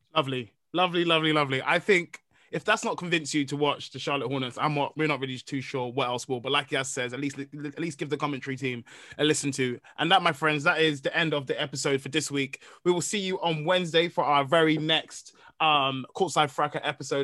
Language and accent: English; Nigeria; I'm a Nigerian man